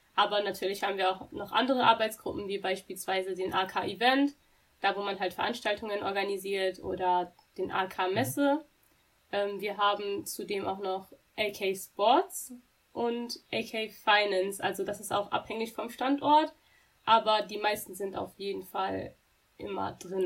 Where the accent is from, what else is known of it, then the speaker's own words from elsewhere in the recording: Dortmund, North Rhine-Westphalia, Germany; ich bin eine wahre Dortmunderin, ich bin hier geboren, ich bin hier auch aufgewachsen.